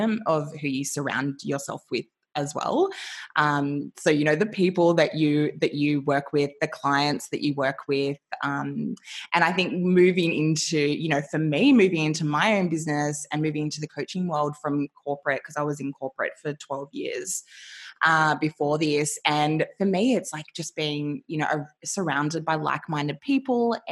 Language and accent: English; Australia; growing up in Australia